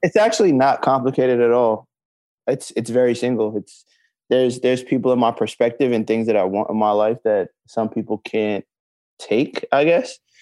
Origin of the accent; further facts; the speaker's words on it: Brooklyn, New York, United States; Thirty-one and I'm from Brooklyn, New York